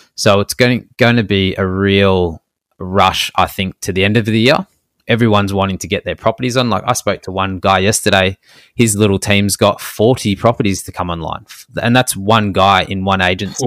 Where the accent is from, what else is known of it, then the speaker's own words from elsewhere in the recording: Melbourne, Victoria, Australia; we're from Melbourne